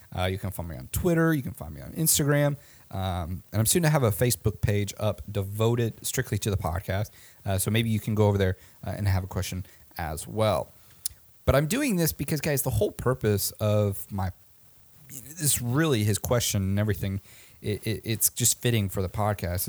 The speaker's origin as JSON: {"language": "English", "town": "Omaha", "region": "Nebraska", "country": "United States", "tie": "born or raised there", "said": "I went to a school in my hometown called Creighton University"}